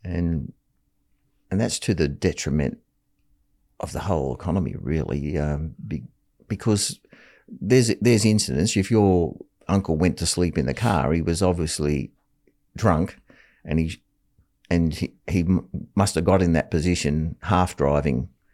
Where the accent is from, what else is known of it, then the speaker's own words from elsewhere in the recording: Taree, New South Wales, Australia; moved away as an adult; also born or lived in Sydney; I moved back to my hometown, Atari, and worked as a clerk for the local council